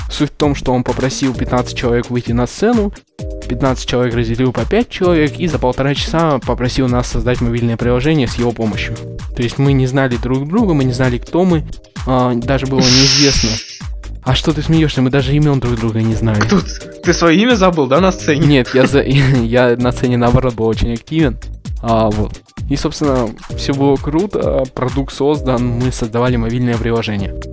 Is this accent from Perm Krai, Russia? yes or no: yes; Perm, Perm Krai, Russia; слушал спикера из Перми, я сам из Перми.